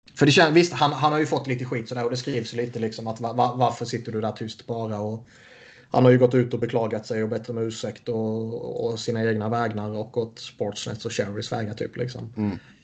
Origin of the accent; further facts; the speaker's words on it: Sweden; som svensk